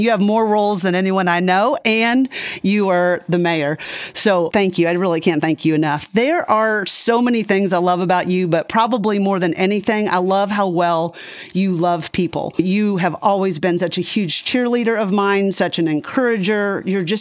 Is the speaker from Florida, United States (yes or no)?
yes; Lakeland, Florida, United States; after college, I moved to my hometown of Lakeland, Florida.